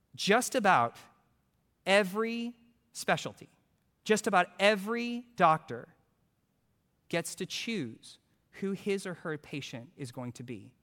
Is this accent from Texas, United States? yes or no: yes; Houston, Texas, United States; I'm from Houston